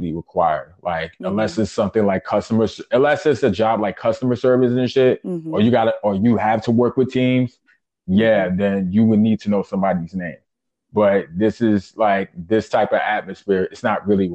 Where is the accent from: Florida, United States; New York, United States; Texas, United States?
New York, United States; New York City; born or raised there